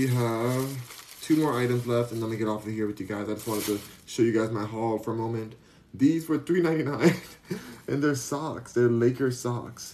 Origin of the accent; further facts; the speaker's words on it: Beverly Hills, California, United States; now in Houston, United States; I was raised in Beverly Hills.